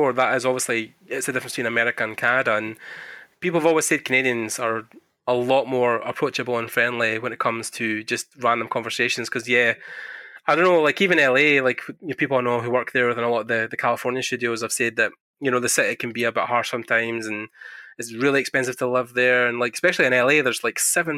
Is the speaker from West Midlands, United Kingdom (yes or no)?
no; Scotland, United Kingdom; I'm from Scotland, so we are just born in the cold